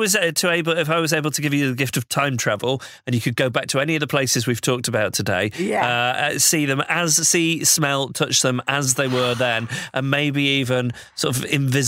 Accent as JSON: {"language": "English", "town": "Macclesfield", "region": "North West England", "country": "United Kingdom", "tie": "born or raised there", "said": "my hometown in Macclesfield"}